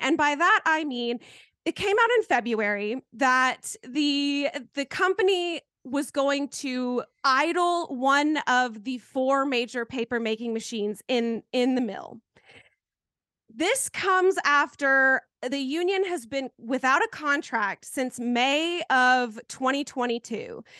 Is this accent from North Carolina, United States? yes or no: yes; Canton, North Carolina, United States; my hometown